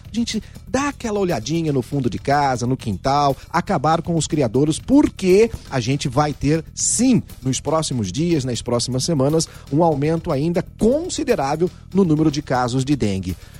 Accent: Ribeirão Preto, São Paulo, Brazil; Eu nasci na Vila Tibério.

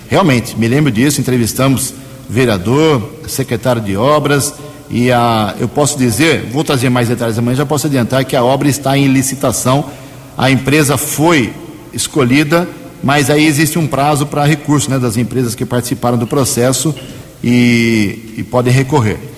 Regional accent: Americana, São Paulo, Brazil; também nasci aqui

